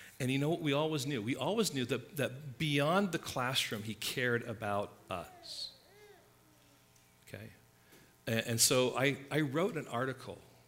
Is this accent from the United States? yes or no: no; England, United Kingdom; moved away; when I was growing up in England